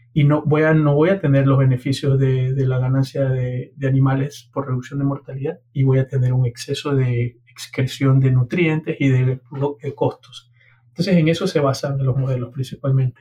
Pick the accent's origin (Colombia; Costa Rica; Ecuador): Ecuador; Guayaquil, Guayas; moved away; also born or lived in Honduras; soy ecuatoriano de Guayaquil